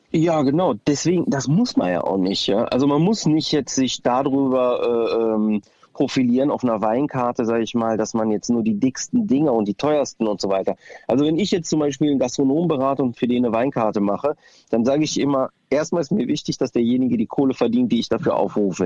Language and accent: German; Düsseldorf, North Rhine-Westphalia, Germany; meine Wurzeln sind aus Griechenland, aber ich bin halt äh, in Düsseldorf geboren und fühle mich auch hier zu Hause